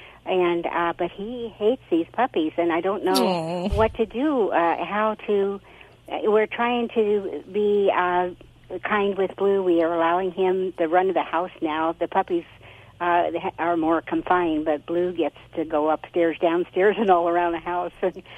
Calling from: Arroyo Grande, California, United States; Aurora Grande, Central Coast, California.

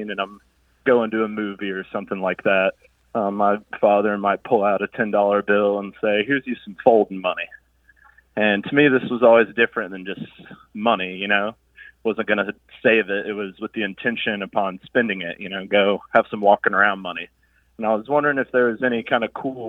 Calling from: Nashville, Tennessee, United States; I'm calling from Nashville, Tennessee.

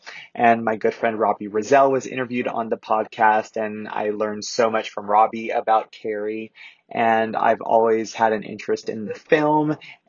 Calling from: Fort Worth, Texas, United States

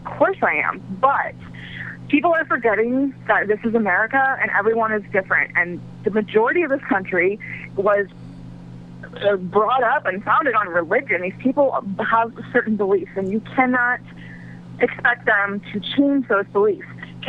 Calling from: Ohio, United States; Hey, this is …. I'm in Ohio.

